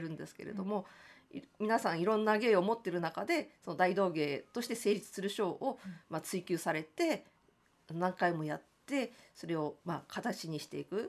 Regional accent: Tokyo, Japan; 私はその江東区の亀戸という場所が出身なんですけれども

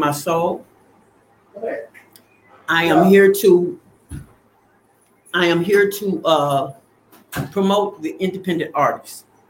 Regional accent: Arkansas, United States; I was not born on the south side of Chicago. I was born in Arkansas

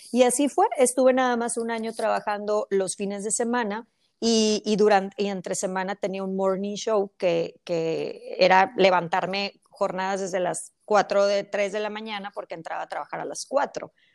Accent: Mexico; moved away as an adult; now in United States; yo soy mexicana, pero eh, tengo ya muchos años aquí en Estados Unidos

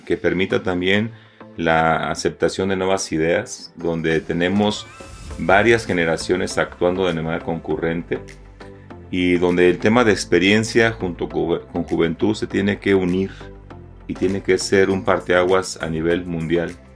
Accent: Mexico; nos ha hecho tanto daño como mexicanos

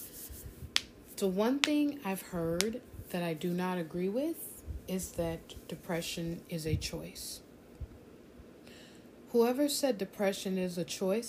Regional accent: South Florida, United States; I grew up in South Florida

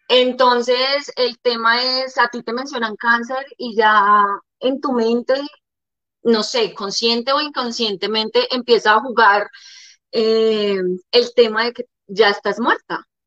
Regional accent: Armenia, Quindío, Colombia; moved away as an adult; also born or lived in Líbano, Tolima / Bogotá / Medellín / Cartagena; yo nazco en el Líbano, Tolima, en el año 85. Soy la menor de tres mujeres. Eh, mi papá y mi mamá deciden salir del Líbano a buscar mejores proyectos de vida y llegamos a la ciudad de Armenia. Ahí estoy alrededor, pues termino todo mi bachillerato

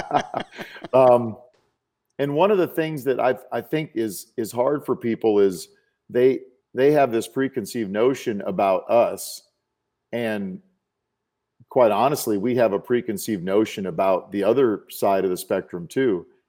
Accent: South Dakota, United States; moved away as an adult; I grew up in South Dakota

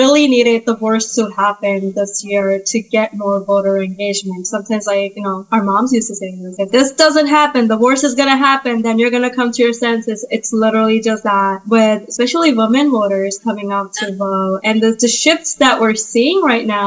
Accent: Massachusetts, United States; I'm from Massachusetts

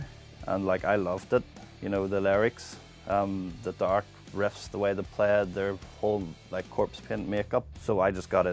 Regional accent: Bangor, Northern Ireland, United Kingdom; also born or lived in Dundonald; I was born in the Donald but lived in Bangor most of my life.

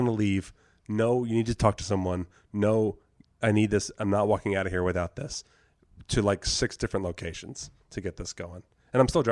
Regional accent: Jersey Shore, New Jersey, United States; moved away as an adult; also born or lived in U.S. Virgin Islands; I grew up in the Jersey Shore

